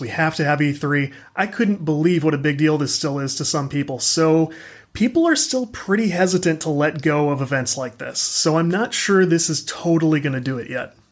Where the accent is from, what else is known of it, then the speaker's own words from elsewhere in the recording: St. Louis, Missouri, United States; I'm from the Saint Louis area